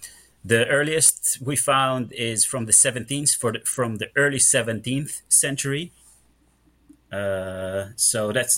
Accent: Mitzpe Ramon, Southern District, Israel; English is a second language; now in Netherlands; So I was born in Israel, grew up in the south, in the Negev Desert, in Mitzpe Ramon, for anybody who knows it. I grew up in a secular family, so actually atheist 100%.

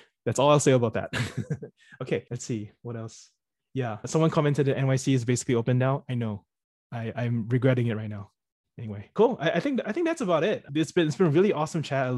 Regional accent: Singapore; moved away as an adult; also born or lived in United States / United Kingdom / New York City, United States; I was born and raised in Singapore

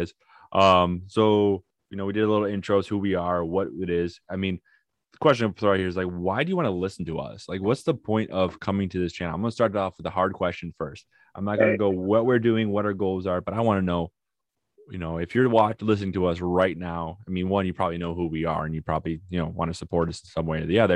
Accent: Midwest, United States; I'm from the Midwest

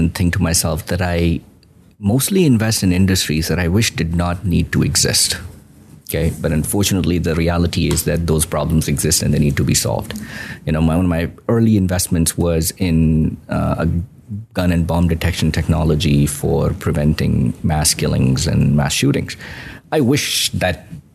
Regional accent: Pakistan; now in United States; I grew up in Pakistan.

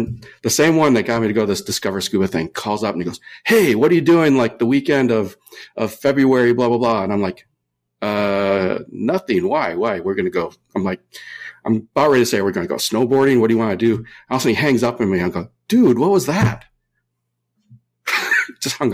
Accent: Minnesota, United States; born or raised there; now in California, United States

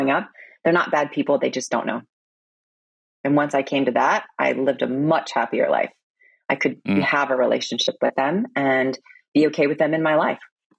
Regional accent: Stone Mountain, Georgia, United States; accent: American; also born or lived in Korea / San Diego; now in Florida, United States; I grew up in Georgia, Stone Mountain, where they use the N-word a lot.

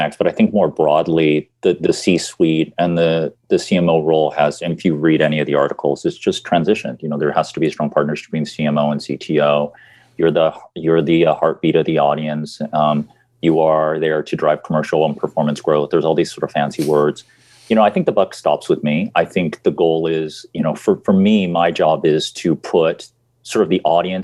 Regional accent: United States; moved away as an adult; I'm an American

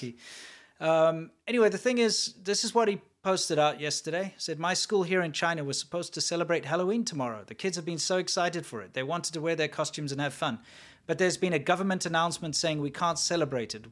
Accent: South Africa; moved away; where I grew up in South Africa

